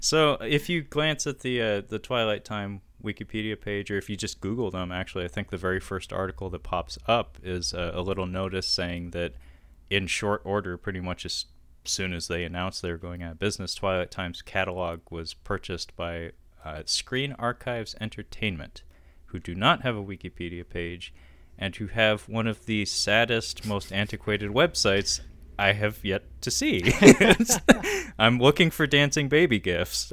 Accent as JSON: {"language": "English", "town": "Seattle", "region": "Washington", "country": "United States", "tie": "born or raised there", "said": "born and raised in Seattle"}